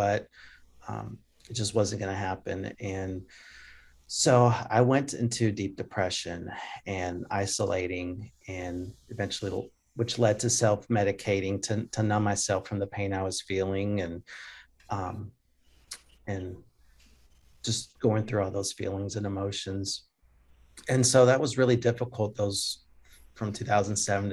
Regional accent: Jackson, Tennessee, United States; accent: Southern; also born or lived in Germany; we moved to Jackson, Tennessee, and kind of grew up around Jackson and suburbs of Jackson. And it's kind of where I grew up. That was kind of my hometown

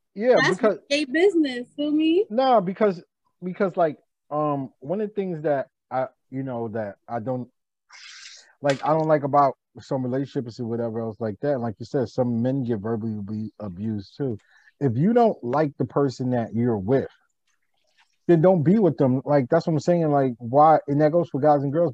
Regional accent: New York City, New York, United States; I'm from Harlem

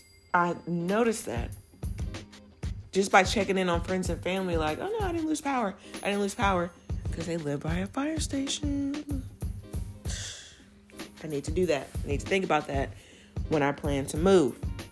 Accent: Virginia, United States; moved away as an adult; now in Texas, United States; I grew up in Virginia

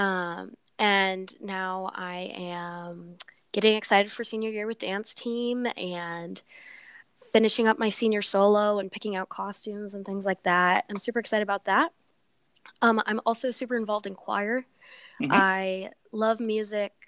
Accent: Des Moines, Iowa, United States; also born or lived in Los Angeles, California; I was born in Los Angeles, California, but I moved to Des Moines, Iowa when mm-hmm. I turned 3

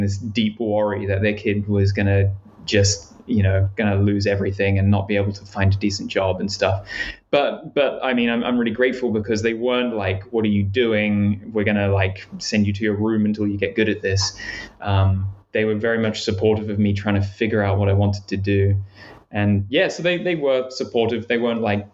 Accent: New Zealand; I grew up in New Zealand

